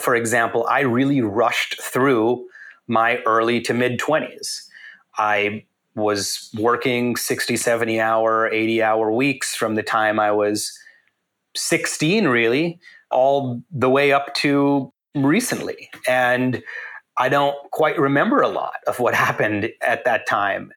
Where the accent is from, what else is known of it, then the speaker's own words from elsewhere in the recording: Canada; moved away; So I grew up in Canada, and in Canada, everyone grows up watching hockey and collecting hockey cards.